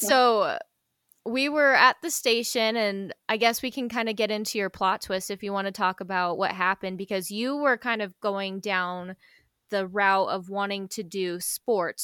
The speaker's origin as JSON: {"language": "English", "region": "Colorado", "country": "United States", "moved": "as an adult", "said": "I'm from Colorado, so we were far away from home"}